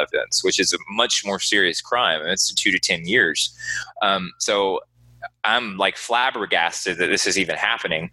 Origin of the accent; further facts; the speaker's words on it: Houston, Texas, United States; I'm from Houston, Texas